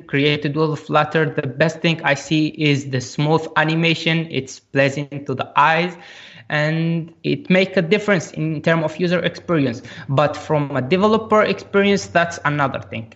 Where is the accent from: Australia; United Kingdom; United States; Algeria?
Algeria; I am from Algeria and I worked remotely with that company in Egypt.